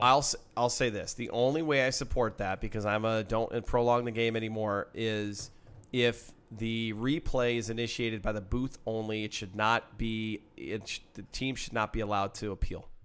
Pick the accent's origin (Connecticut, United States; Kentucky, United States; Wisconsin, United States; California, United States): Wisconsin, United States; I'm from Wisconsin